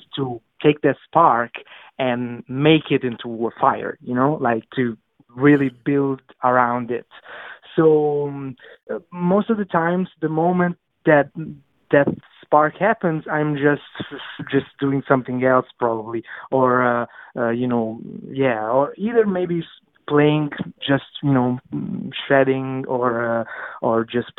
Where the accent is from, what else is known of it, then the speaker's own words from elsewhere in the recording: Naples, Campania, Italy; English is a second language; moved away as an adult; now in New York City, United States; my hometown, Napoli